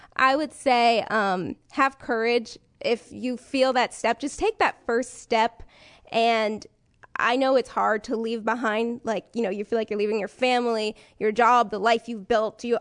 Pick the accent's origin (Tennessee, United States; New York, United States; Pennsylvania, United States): New York, United States; New York City; moved away; I'm from New York